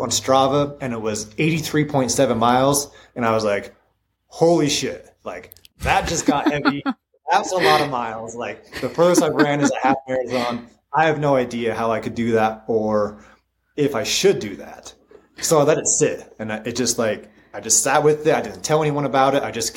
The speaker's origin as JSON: {"language": "English", "town": "Butte", "region": "Montana", "country": "United States", "lives_now": "Helena, United States", "said": "And I live in Helena. I'm from Butte."}